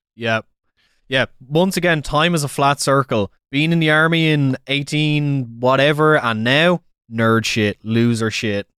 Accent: Ireland; it's a great time to be Irish

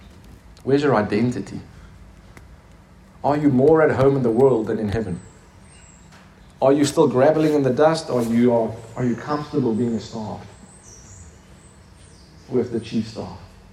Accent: Turkey; now in Stellenbosch, South Africa; In Stellenbosch, yeah. I'm from Turkey, so that's where it is, amen? God sent me here to teach you.

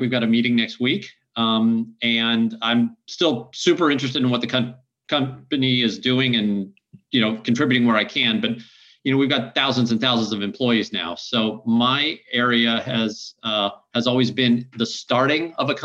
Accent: Midwest, United States; I grew up in the Midwest where we have feedlots

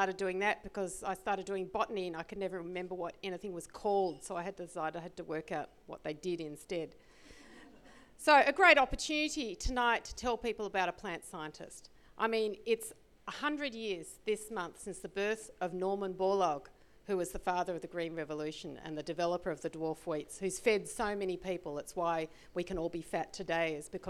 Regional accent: Australia; I'm an Australian

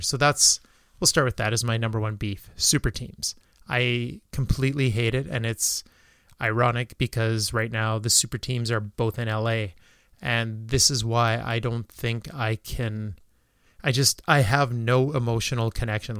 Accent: small town Saskatchewan, Canada; born or raised there

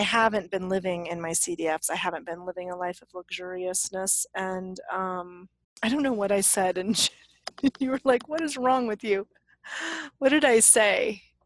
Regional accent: Leadville, Colorado, United States; now in Santa Fe, United States; I'm from Leadville

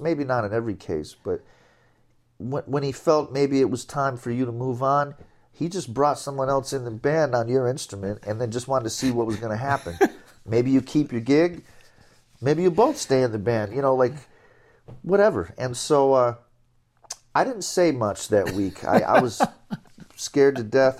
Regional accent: Binghamton, New York, United States; Binghamton was a, a lovely place to grow up and, and spend a, spend your childhood

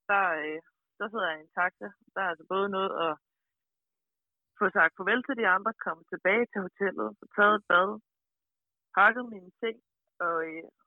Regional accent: Denmark; now in France; jeg er den eneste dansker.

